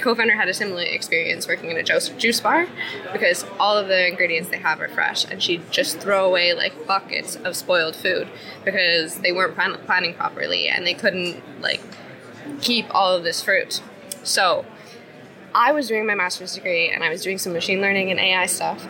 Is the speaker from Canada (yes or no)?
yes; Canada; moved away as an adult; now in Iceland; I'm originally from Canada, but I've lived in Iceland for five years